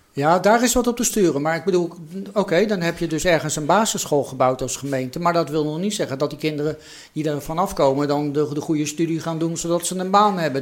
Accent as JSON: {"language": "Dutch", "town": "The Hague", "region": "South Holland", "country": "Netherlands", "tie": "born or raised there", "said": "ik ben geboren en getogen Hagenaar"}